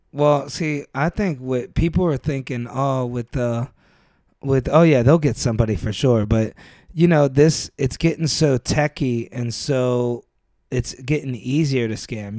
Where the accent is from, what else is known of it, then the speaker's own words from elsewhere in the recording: Youngstown, Ohio, United States; moved away; I never left Ohio.